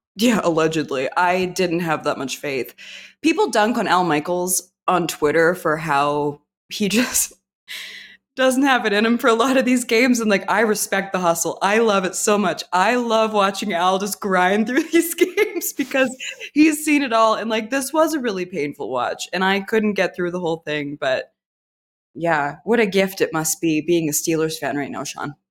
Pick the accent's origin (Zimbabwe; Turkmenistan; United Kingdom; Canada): Canada; I was alive in the eighties as a Canadian infant